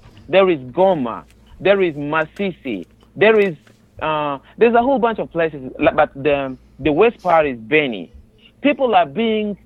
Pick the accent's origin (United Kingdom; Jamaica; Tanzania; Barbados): Tanzania; moved away as an adult; also born or lived in Uvira, Democratic Republic of the Congo; now in United States; I grew up in a neighboring country. I mean, yes, I grew up in Tanzania. It's a neighboring country, in a camp, refugee camp